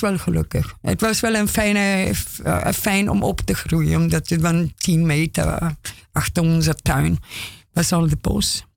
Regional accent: Austria; Dutch is a second language; moved away as an adult; now in Amsterdam, Netherlands; ik ben Oostenrijkse. Ik kom. 35 jaar geleden van Oostenrijk heen

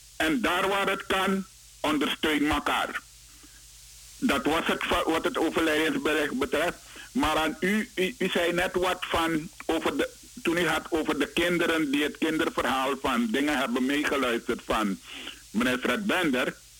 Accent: Suriname; moved away; Ik, ik ben in Suriname geboren. Ik eh, zing Surinaams. Ik praat Surinaams.

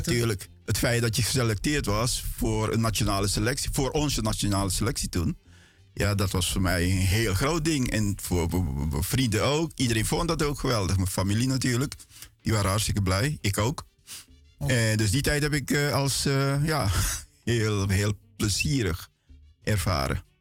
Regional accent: Paramaribo, Paramaribo District, Suriname; now in Netherlands; mijn jeugd was in, ehm, in feite Menkendam. Dat is eh, in de buurt van Latour

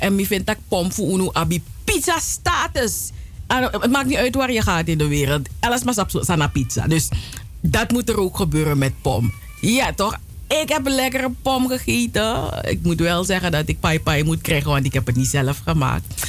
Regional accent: Suriname; now in Netherlands; ik kom uit Suriname

